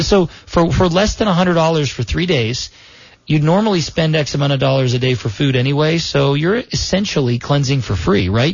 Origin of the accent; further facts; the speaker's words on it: South Florida, United States; where I was raised in South Florida